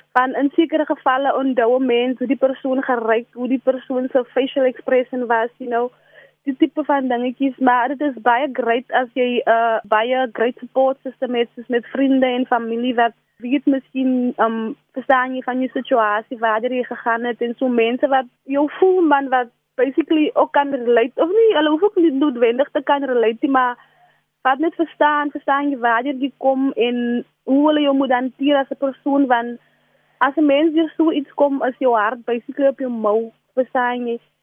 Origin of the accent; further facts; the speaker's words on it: South Africa; ek is van die Dorings